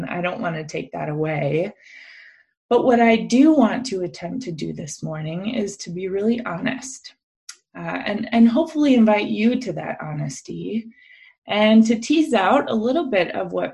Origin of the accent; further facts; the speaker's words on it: Minnesota, United States; I grew up in Minnesota in a predominantly white evangelical church context